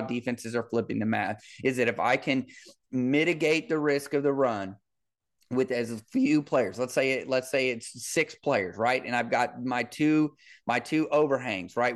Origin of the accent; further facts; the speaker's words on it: Kansas City, Missouri, United States; I grew up in Kansas City with, with Marty Schottenheimer